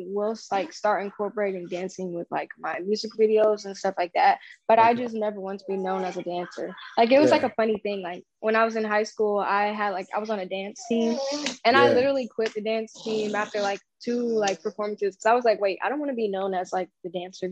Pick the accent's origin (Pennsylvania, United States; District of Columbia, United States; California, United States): California, United States; Lancaster; I was born in Lancaster, California